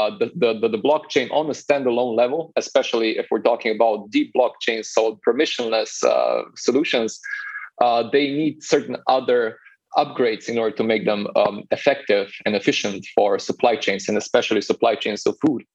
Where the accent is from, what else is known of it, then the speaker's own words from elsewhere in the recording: Slovenia; I'm originally from Slovenia